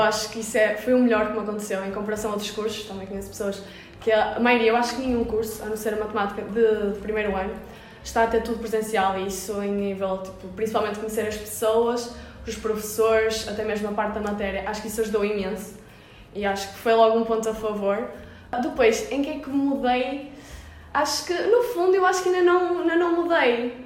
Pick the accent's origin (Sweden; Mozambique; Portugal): Portugal; Vila Nova de Gaia, Norte; sou daqui perto, sou de Gaia